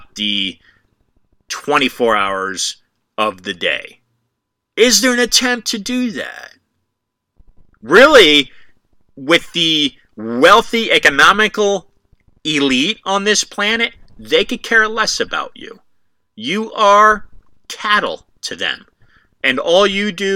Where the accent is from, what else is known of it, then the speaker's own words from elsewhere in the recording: United States; I'm an American.